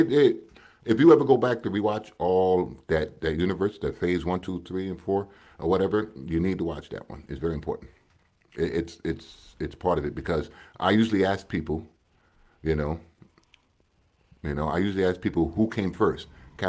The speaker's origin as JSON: {"language": "English", "country": "United States", "moved": "yes", "lives_now": "Canada", "said": "I'm American"}